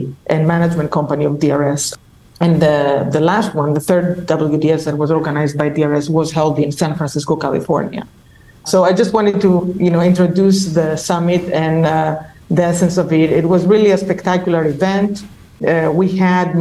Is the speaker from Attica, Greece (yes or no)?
no; Crete, Greece; moved away as an adult; also born or lived in Ohio, United States / Wisconsin, United States / Illinois, United States / New York, United States; now in West Lafayette, United States; I'm talking to you from the beautiful island of Crete, where I come from.